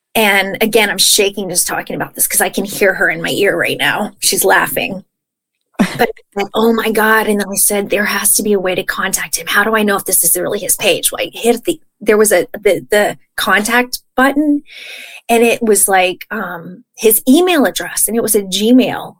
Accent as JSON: {"language": "English", "region": "Texas", "country": "United States", "moved": "yes", "lives_now": "California, United States", "said": "I'm from Texas."}